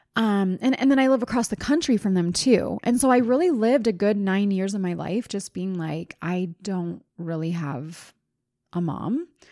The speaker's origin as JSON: {"language": "English", "region": "East Coast", "country": "United States", "tie": "born or raised there", "moved": "yes", "lives_now": "Utah, United States", "said": "I grew up on the East Coast"}